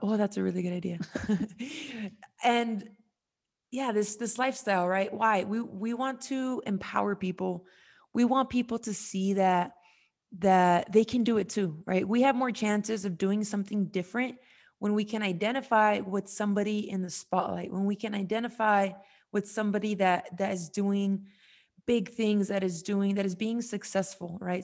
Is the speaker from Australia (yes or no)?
no; United States; I was born in America